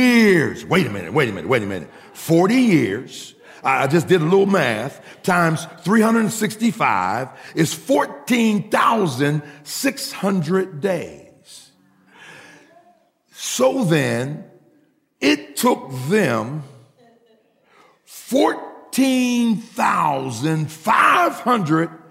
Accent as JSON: {"language": "English", "town": "Pittsburgh", "region": "Pennsylvania", "country": "United States", "said": "we're from Pittsburgh"}